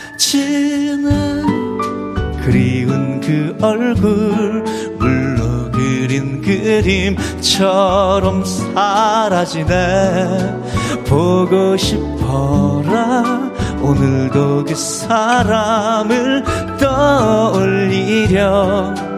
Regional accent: Daegu, South Korea; moved away; also born or lived in Seoul; 고향이 대구거든요. 서울 왔는데

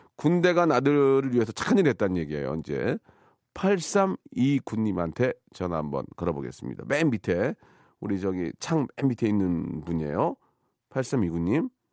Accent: Gunsan, North Jeolla, South Korea; 제 고향 군산

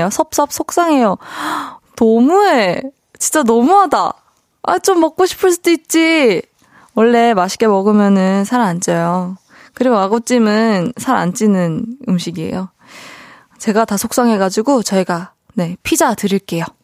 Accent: Busan, South Korea; 제가 그 부산에서 태어난 건 아니고 어 부산에서 이제 초중고를 나오다 보니까 그 이제 친구들이랑 있으면은 부산 사투리가 살짝 나오긴 하는데

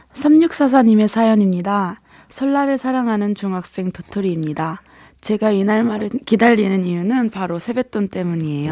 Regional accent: Daejeon, South Korea; 저는 대전이에요.

